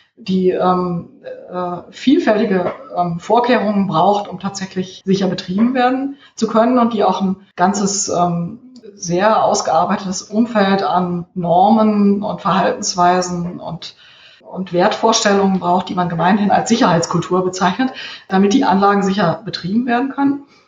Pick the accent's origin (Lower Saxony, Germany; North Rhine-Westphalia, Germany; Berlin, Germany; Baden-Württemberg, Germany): North Rhine-Westphalia, Germany; Cologne; moved away; ich bin im Kölner Norden aufgewachsen